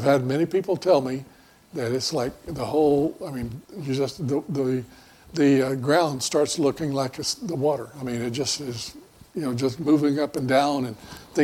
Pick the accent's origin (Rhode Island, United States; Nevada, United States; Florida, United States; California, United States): Florida, United States; moved away; also born or lived in Mobile, Alabama; I grew up in Florida